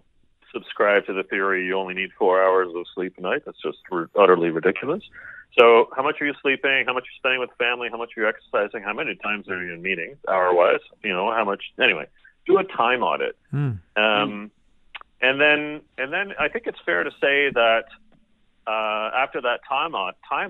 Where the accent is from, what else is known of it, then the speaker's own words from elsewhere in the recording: Canada; I'm Canadian.